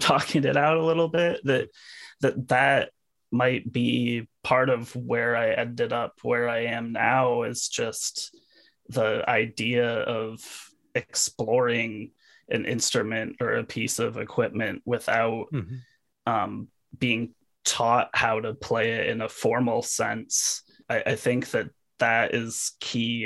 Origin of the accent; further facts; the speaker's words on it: Cedar Falls, Iowa, United States; also born or lived in Waterloo, Iowa; now in Iowa City, United States; I grew up in Cedar Falls and lived in Waterloo for a little bit and then moved to the Iowa City area maybe like 4 years ago